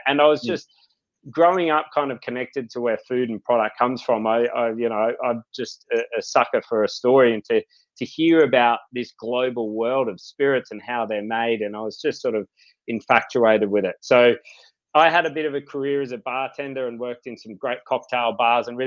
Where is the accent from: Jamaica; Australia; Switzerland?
Australia; Byron Bay, New South Wales; I grew up here in Byron Bay.